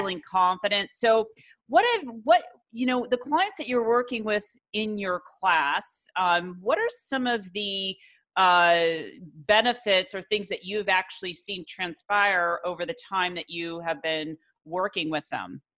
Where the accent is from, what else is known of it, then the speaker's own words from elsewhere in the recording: Ireland; also born or lived in Florence, Italy; I'm actually Irish, but I lived over in Florence, Italy